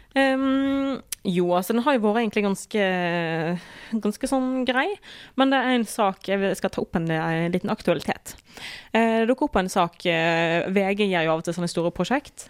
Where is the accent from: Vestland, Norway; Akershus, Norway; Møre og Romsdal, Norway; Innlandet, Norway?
Vestland, Norway; Osterøy; vi gjør det hjemme på Osterøy